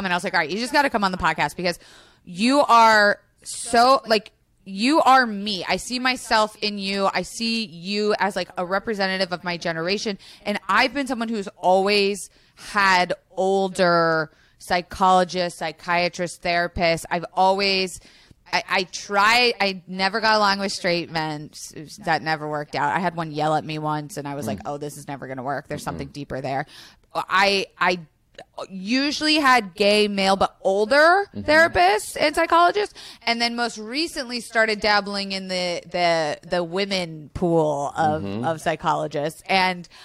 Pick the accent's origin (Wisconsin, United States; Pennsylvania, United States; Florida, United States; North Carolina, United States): Florida, United States; I grew up in Florida